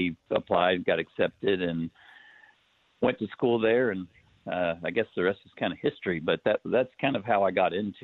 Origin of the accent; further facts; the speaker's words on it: Knoxville, Tennessee, United States; moved away; Knoxville, Tennessee originally